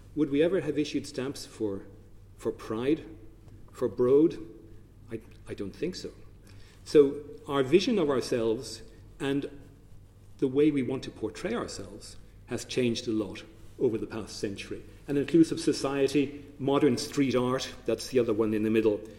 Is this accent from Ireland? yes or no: yes; Ireland; our identity as Irish people